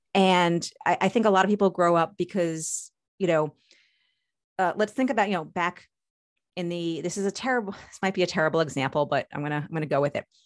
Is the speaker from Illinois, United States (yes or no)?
no; Long Island, New York, United States; born or raised there; now in Maryland, United States